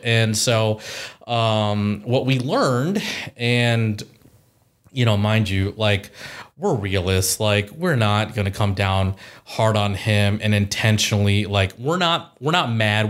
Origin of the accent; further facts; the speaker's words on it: Columbus, Ohio, United States; also born or lived in Chicago / Powell, Ohio / Dublin, Ohio; born and raised in Columbus, Ohio.